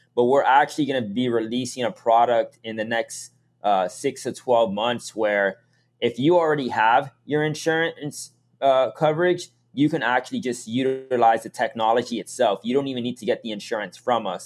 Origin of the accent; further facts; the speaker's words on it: Miami, Florida, United States; moved away as an adult; also born or lived in Massachusetts; I was born and raised in Miami